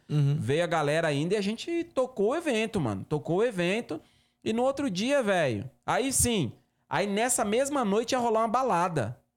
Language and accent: Portuguese; Northeast Region, Brazil; eu sou nordestino, né, mano? Eu sou nordestino, cacete, eu nasci na roça gosto de uma galinha, né?